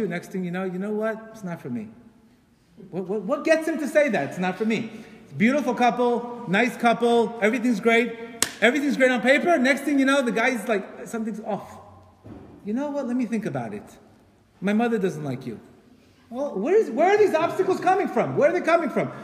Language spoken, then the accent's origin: English; Colombia; I'm from Colombia, by the way. I'm from Colombia